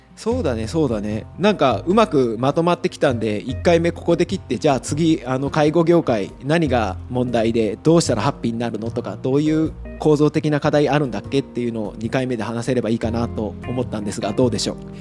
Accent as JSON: {"language": "Japanese", "town": "Tagawa", "region": "Fukuoka", "country": "Japan", "tie": "born or raised there", "also_born_or_lived": "Tokyo / Italy", "moved": "as an adult", "said": "僕あの福岡県田川市出身なんですけど"}